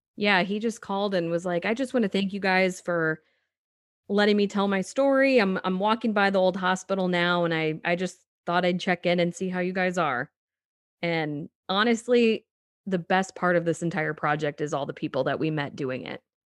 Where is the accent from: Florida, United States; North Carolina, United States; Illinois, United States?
Illinois, United States; Danville; I grew up in Danville, Illinois